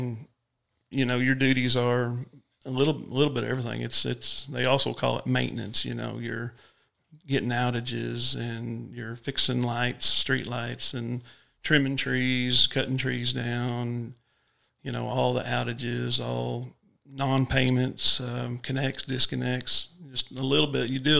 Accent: Waldron, Arkansas, United States; also born or lived in Greenwood, Arkansas; I'm from Waldron, and then I worked there till I started in 99, and then in 06, I took the Greenwood serviceman job

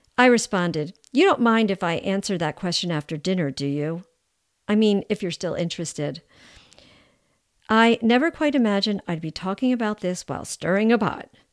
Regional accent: United States; I'm American

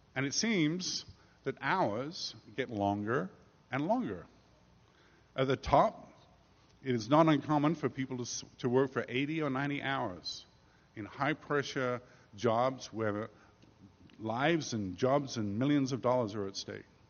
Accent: England, United Kingdom; moved away as an adult; also born or lived in New York; now in United States; as an Englishman

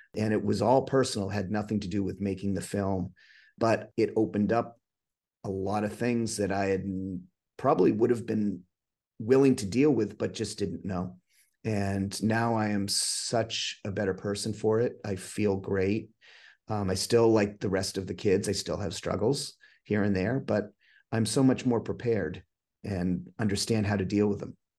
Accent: New Hampshire, United States; also born or lived in Massachusetts; I'm actually from New Hampshire. I grew up in Massachusetts for half my life and spent the rest here in New Hampshire

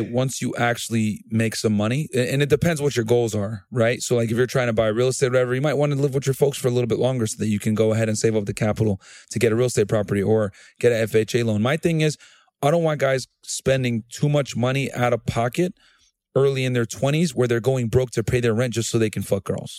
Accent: New Britain, Connecticut, United States; moved away as an adult; also born or lived in Laredo, Texas; I grew up in, I'm from New Bern, Connecticut originally

